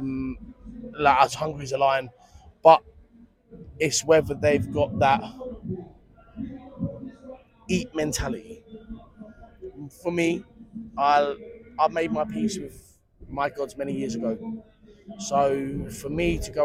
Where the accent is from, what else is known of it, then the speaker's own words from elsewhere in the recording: London, United Kingdom; also born or lived in near Cambridge; now in Cambridge, United Kingdom; I'm from London. Yeah. I live up near Cambridge now.